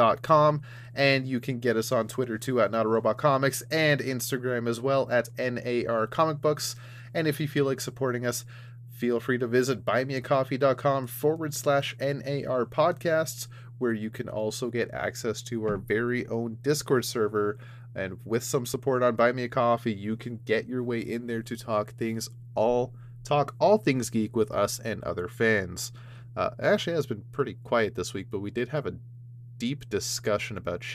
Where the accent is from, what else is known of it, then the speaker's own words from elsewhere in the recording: Canada; I'm from Canada.